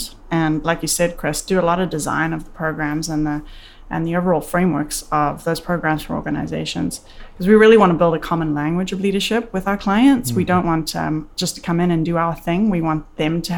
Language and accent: English; South Africa; moved away as an adult; now in Canada; I was born and raised in South Africa, a very interesting place, and moved to Canada in 2001